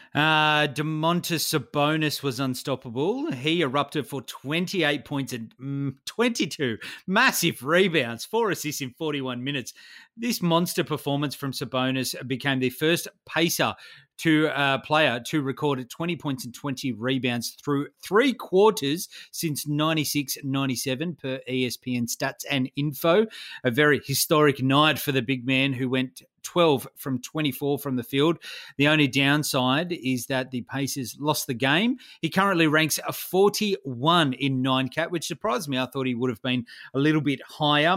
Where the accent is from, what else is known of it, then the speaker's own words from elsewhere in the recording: Australia; I was a kid in the nineties growing up in Australia